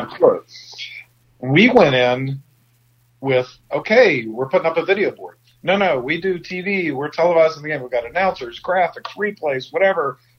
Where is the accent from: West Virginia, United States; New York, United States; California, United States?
West Virginia, United States; St. Albans; you and I are both from St. Albans